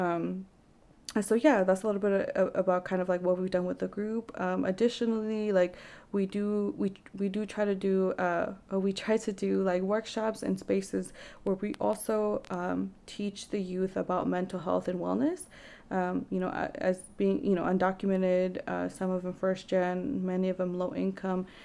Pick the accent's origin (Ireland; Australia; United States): United States; Vancouver, Washington; growing up in Vancouver, there wasn't really many resources